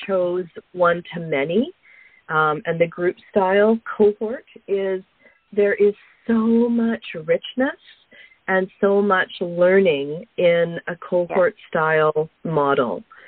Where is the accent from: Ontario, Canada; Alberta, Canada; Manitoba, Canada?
Alberta, Canada; moved away; I grew up uh, a prairie girl. I grew up in Alberta, so I have uh, I have fond memories of um, of my childhood in Alberta